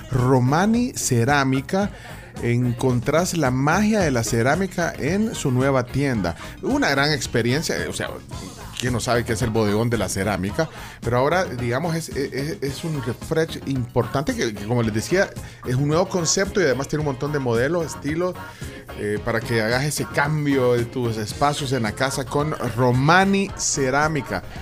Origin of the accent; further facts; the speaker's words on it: El Salvador; Yo soy 100% salvadoreño.